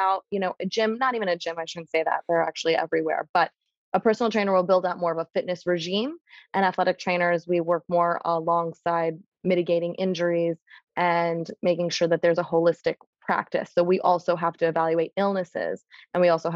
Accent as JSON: {"language": "English", "town": "New York City", "region": "New York", "country": "United States", "tie": "born or raised there", "said": "I grew up in New York City"}